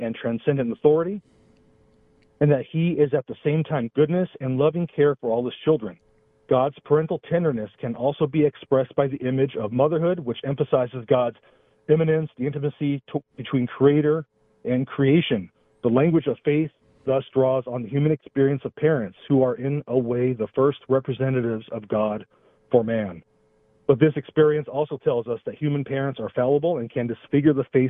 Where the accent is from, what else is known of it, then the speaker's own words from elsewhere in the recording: Los Angeles, California, United States; I'm from Los Angeles